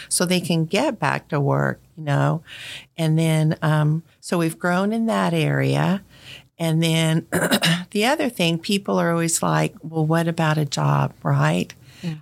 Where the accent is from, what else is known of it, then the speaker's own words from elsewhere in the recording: Colorado, United States; moved away as an adult; now in Fairborn, United States; I grew up in Colorado